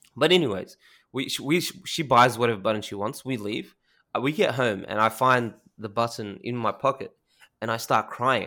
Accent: Australia; I'm Australian

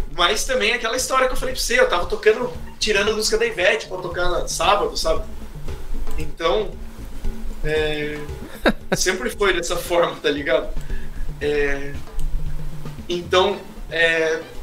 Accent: Indaiatuba, São Paulo, Brazil; moved away as an adult; Eu sou de Indaiatuba, na né, interior de São Paulo

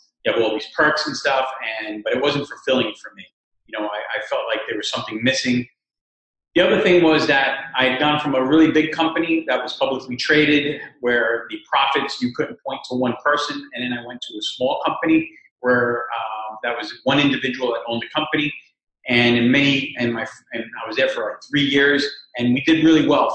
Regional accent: New York City, New York, United States; also born or lived in Cuba; We come from Cuba, and I came here when I was a year and a half old, so I've been basically raised in New York City for the last 45 years or so.

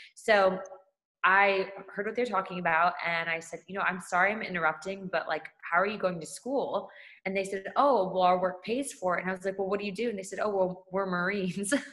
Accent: California, United States; I'm originally from California

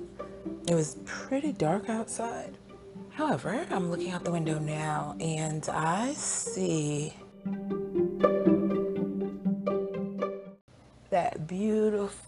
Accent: New York City, New York, United States; moved away as an adult; also born or lived in Oklahoma; I'm originally from Brooklyn, New York

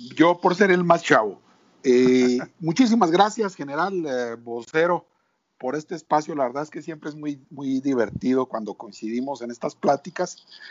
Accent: Mexico; como mexicanos

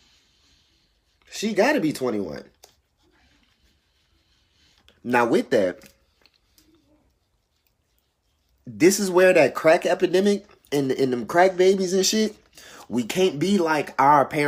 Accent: New Orleans, Louisiana, United States; because I'm from New Orleans

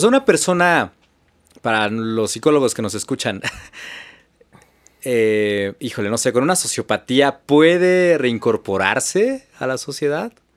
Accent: Mexico

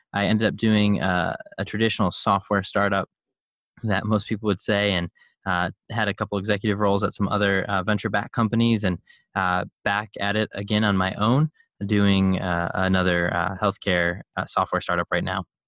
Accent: Chicago, Illinois, United States; I grew up in Chicago

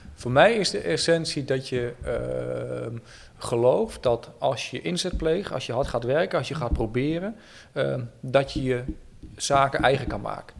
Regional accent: Oldenzaal, Overijssel, Netherlands; now in Utrecht, Netherlands; Ik ben een klein mm-hmm. jongetje geboren en getogen in het Twente, mm-hmm. in Oldenzaal

